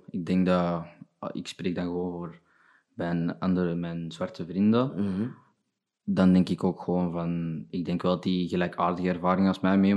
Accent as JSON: {"language": "Dutch", "country": "Burundi", "said": "Ja, Belg. Mijn opa was een Belg."}